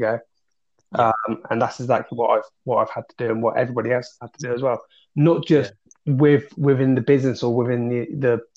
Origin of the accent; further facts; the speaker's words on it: Dorset, South West England, United Kingdom; also born or lived in Manchester; now in Peterborough, United Kingdom; I'm originally from Dorset, but I now live in Peterborough